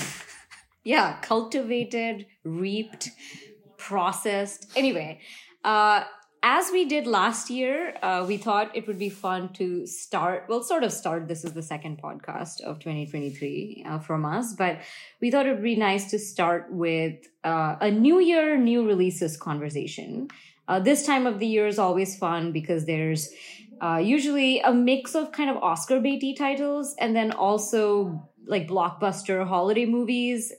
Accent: India; moved away; I am in my hometown in India right now

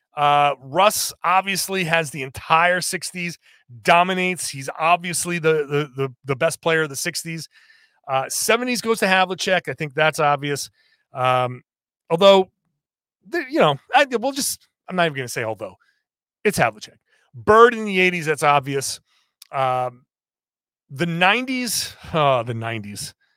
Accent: New England, United States; I grew up in New England.

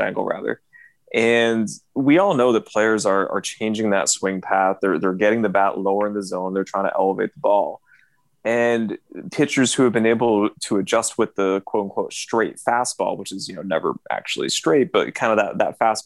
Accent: Austin, Texas, United States; my hometown of Austin, Texas

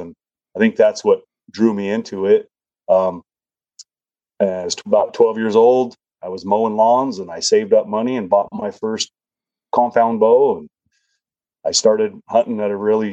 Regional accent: Nevada, United States; I was born and raised in Nevada

